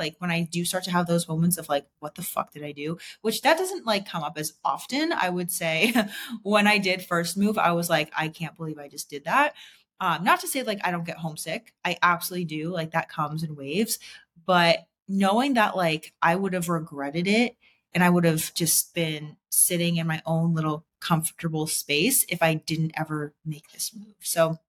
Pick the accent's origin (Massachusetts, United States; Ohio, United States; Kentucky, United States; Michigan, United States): Massachusetts, United States; Boston; moved away; Like if I was still living in Boston, like I came from Boston, if I was still living there today, like I would not be who I am today.